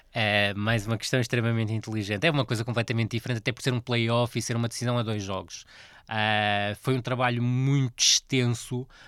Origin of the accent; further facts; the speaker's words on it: Vila do Conde, Norte, Portugal; foi um clube onde eu trabalhei muitos anos, e é, um, é o clube da minha terra